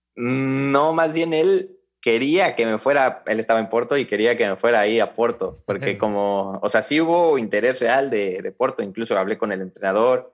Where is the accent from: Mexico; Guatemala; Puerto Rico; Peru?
Mexico; Mexico City; also born or lived in Hidalgo, Mexico; nos mudamos a, la Ciudad de México y ahí fue que empecé ya en América, a los 7 años